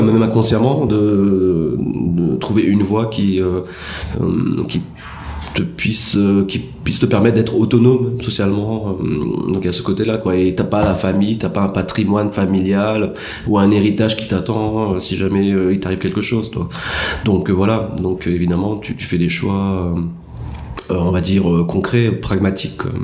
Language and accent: French; France; moved away as an adult; now in Madagascar; en tant que Français issus de l'immigration